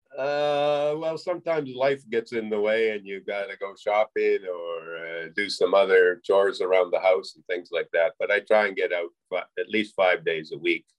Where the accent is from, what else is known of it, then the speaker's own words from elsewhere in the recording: Western Alberta, Canada; I'm a Canadian, born in Canada, raised in Canada, Western Alberta